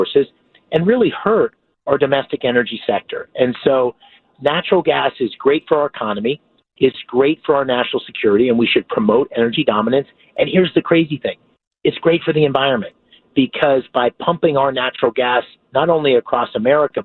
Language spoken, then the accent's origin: English; Pennsylvania, United States; my growing up in Pennsylvania